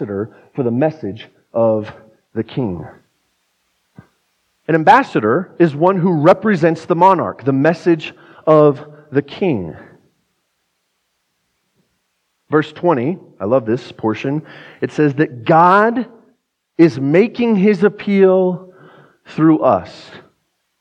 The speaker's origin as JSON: {"language": "English", "town": "Pueblo", "region": "Colorado", "country": "United States", "lives_now": "Fort Collins, United States", "said": "I'm from Pueblo"}